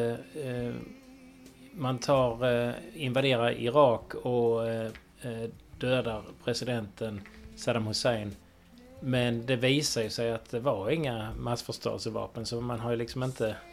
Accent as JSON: {"language": "Swedish", "country": "Sweden", "said": "vi är svenskar ändå"}